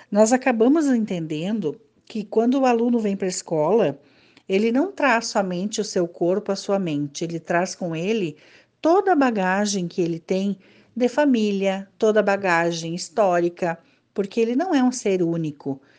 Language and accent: Portuguese; Júlio de Castilhos, Rio Grande do Sul, Brazil; now in Salto do Jacuí, Brazil; Moro em Salto do Jacuí há 19 anos. Venho de Júlia de Castilhos, onde tenho lá minha família, família do meu esposo e onde vivi boa parte de minha uh, adolescência e de minha juventude.